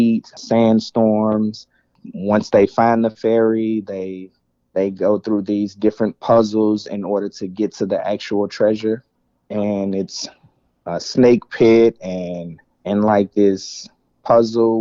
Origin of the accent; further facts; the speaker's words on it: Memphis, Tennessee, United States; moved away; I'm originally from Memphis